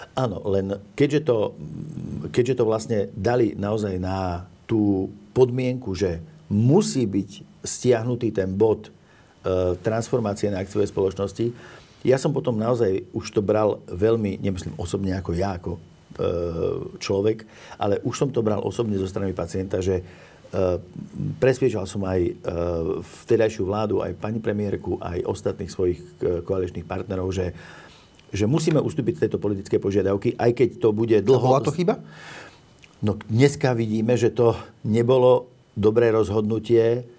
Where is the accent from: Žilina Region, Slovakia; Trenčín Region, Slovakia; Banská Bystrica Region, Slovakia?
Žilina Region, Slovakia; Orava; ja som, pochádzam sám z Oravy